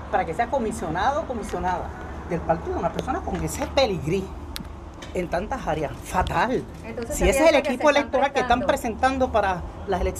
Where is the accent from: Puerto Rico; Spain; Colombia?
Puerto Rico; Yo soy boricua de corazón y estadista por convicción.